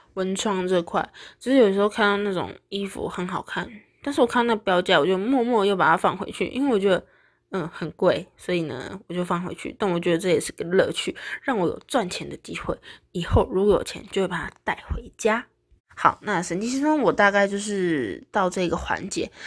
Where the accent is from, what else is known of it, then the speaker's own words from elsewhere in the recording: Taiwan; 我们台湾人